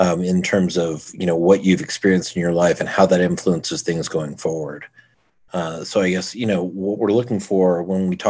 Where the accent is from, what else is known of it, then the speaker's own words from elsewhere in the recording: Houston, Texas, United States; now in Denver, United States; I grew up in Houston